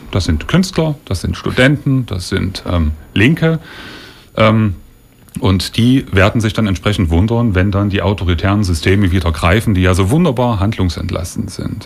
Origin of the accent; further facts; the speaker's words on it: Leipzig, Saxony, Germany; als Leipziger